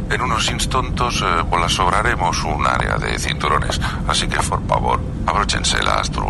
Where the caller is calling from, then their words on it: Barakaldo, Basque Country, Spain; Buenas noches, Quique … de Baracaldo.